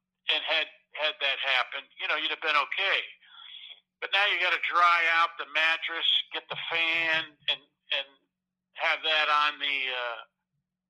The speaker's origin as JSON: {"language": "English", "region": "New York", "country": "United States", "tie": "born or raised there", "said": "growing up in New York"}